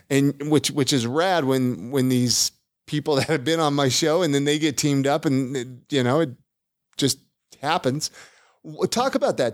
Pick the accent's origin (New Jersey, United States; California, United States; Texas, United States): California, United States; now in Salt Lake City, United States; I'm from California